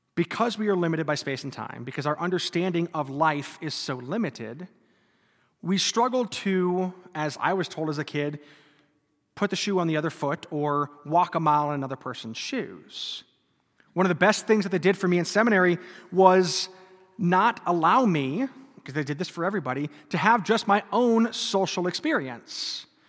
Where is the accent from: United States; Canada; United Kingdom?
United States; North Dakota; I grew up in North Dakota